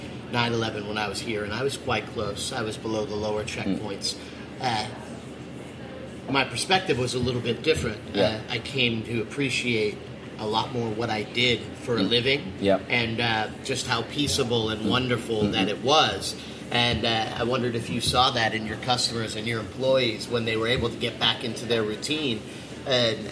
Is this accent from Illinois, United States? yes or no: no; New York, United States; as a New Yorker